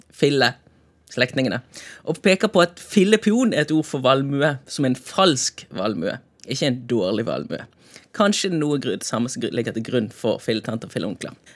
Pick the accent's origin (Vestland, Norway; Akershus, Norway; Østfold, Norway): Vestland, Norway; Bergen; som bergenser